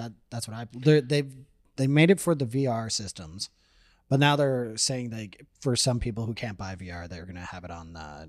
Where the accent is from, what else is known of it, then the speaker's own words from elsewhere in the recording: Hamilton, Ontario, Canada; I was born in Hamilton.